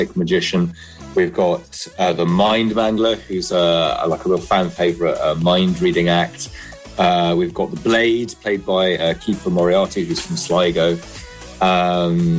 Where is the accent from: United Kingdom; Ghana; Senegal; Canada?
United Kingdom; London; I grew up in London.